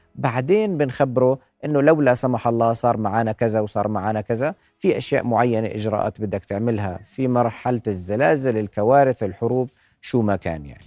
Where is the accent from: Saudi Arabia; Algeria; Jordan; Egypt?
Jordan; إحنا كشعب أردني